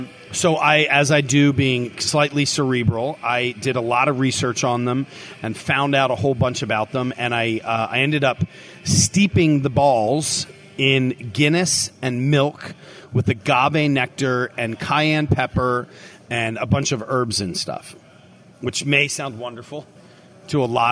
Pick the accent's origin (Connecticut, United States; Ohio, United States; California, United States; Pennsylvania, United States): Pennsylvania, United States; Philadelphia; now in Tampa, United States; I'm from Philly.